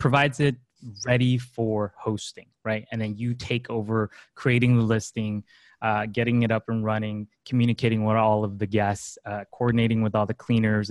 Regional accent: Los Angeles, California, United States; also born or lived in China; I'm a Los Angeles native almost. I was born in China, but then I grew up in LA pretty much all my life.

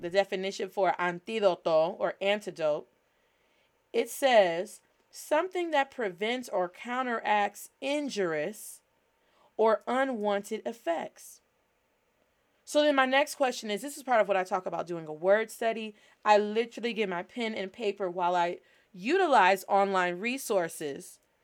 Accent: United States; Being Black American, we have cultural practices

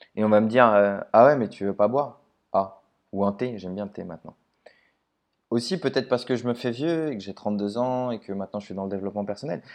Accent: Paris, Île-de-France, France; je suis de Paris

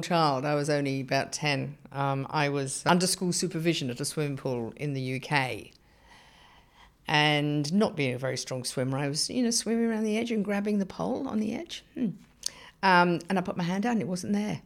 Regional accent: Surrey, South East England, United Kingdom; moved away as an adult; also born or lived in Bedford / North London / South London; now in Australia; And then I was brought up in Surrey in England

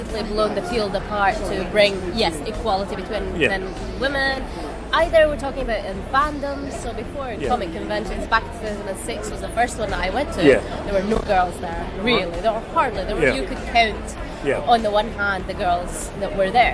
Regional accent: Libya; moved away; I'm Libyan, I come from the Middle East

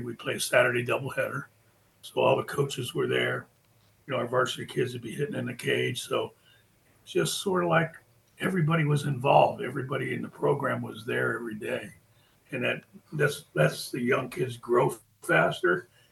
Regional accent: Florida, United States; also born or lived in Fort Belvoir, Virginia; I was born in Fort Fort Belvoir, Virginia, and my my mom and dad worked in the Pentagon. So from there they they came to Florida. My dad was in the hotel business, so that's why we we're in Florida. Got here when I was like five years old.

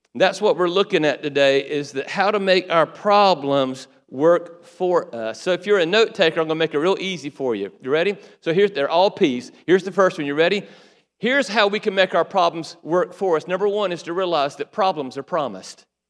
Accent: Waycross, Georgia, United States; also born or lived in Valdosta, Georgia; Waycross, my hometown

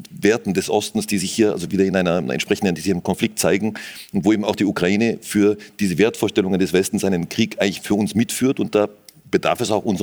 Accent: Austria; Natürlich hat man als Österreicher schon irgendwie eine sehr enge Beziehung, zumindest zur Westukraine.

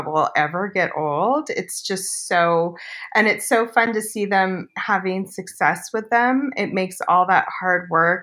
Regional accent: Long Beach, California, United States; now in Santa Ynez Valley, United States; I grew up in Long Beach, so down in Southern California.

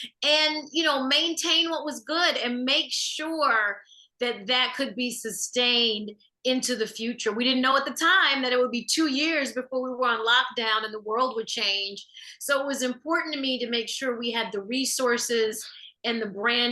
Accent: Chicago, Illinois, United States; I grew up and was born and raised on the South Side of Chicago

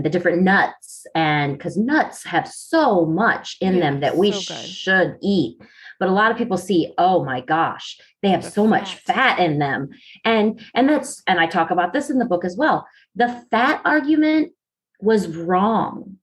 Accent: the North, United States; now in the South, United States; I live in the South and everybody gets on me because I'm supposed to be drinking sweet tea. But I'm originally from the North.

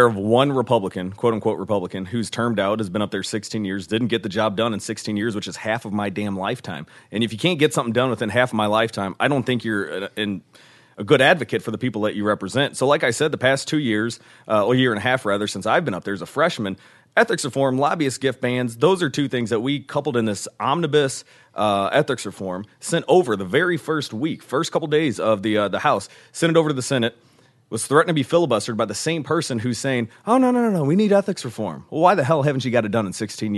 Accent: Ferguson, Missouri, United States; also born or lived in Fayette, Missouri; I grew up in Ferguson, Missouri, have always had a farm in Fayette, Missouri

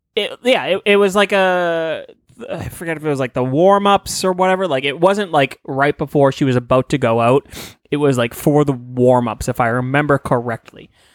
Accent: Stoneham, Massachusetts, United States; my hometown, uh, in Stoneham

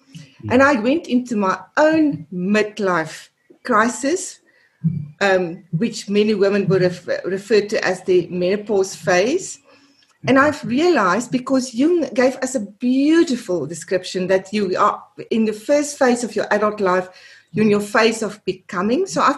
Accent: South Africa; first language af; English is a second language; my mother tongue is Afrikaans. 90% of my work I do and I've done over the last 30 years is in English. All my writing is in English.

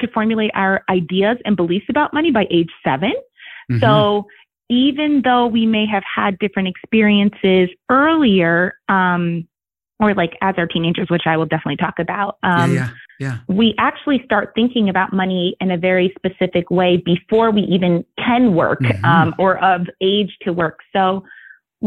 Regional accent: New York, United States; I'm from New York

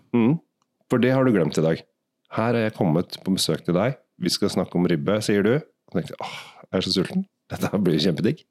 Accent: Asker, Akershus, Norway; Jeg kommer jo bare fra Asker.

